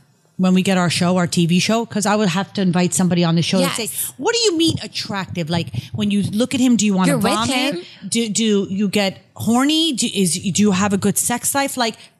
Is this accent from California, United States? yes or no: no; New York, United States; accent: Bronx/Brooklyn; I'm trying to have an accent. I don't sound anything but like I'm from the Bronx in Brooklyn, so it doesn't even work.